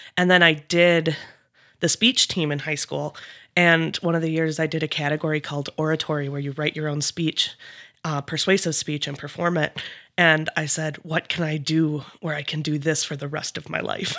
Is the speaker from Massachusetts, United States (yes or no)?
no; Eau Claire, Wisconsin, United States; moved away as an adult; now in Fergus Falls, United States; I grew up in Eau Claire, Wisconsin